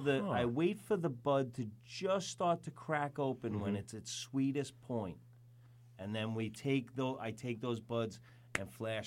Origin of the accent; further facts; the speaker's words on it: Vermont, United States; moved away; I come from Vermont, so my family's into syrup.